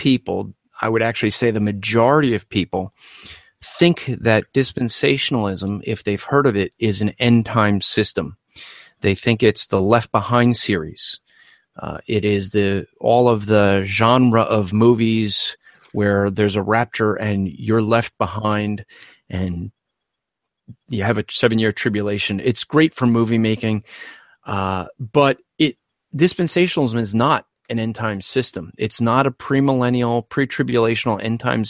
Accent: New Jersey, United States; accent: Northeastern; I'm from New Jersey

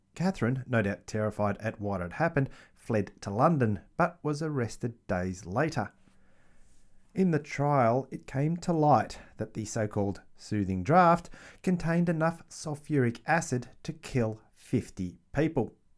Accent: Australia; I am Australian

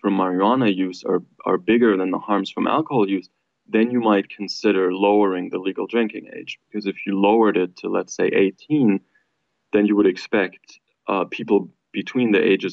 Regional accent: Germany; now in United States; I'm from Germany

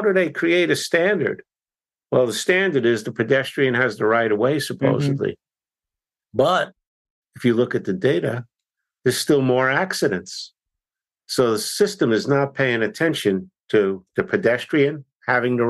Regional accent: New York City, New York, United States; I grew up in Brooklyn, 5 blocks from Ebbets Field

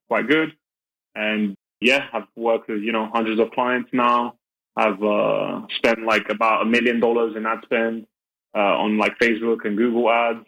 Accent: London, United Kingdom; now in Belgium; I'm from London, from the UK, but I'm based out of Belgium

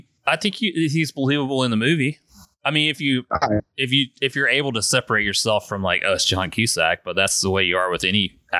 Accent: South Carolina, United States; now in North Carolina, United States; I'm from South Carolina, obviously, and I moved here to North Carolina

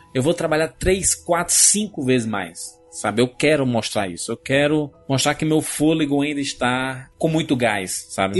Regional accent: Northeast Region, Brazil; Eu, como nordestino, sempre tive que trabalhar duas, três, quatro vezes mais do que os outros

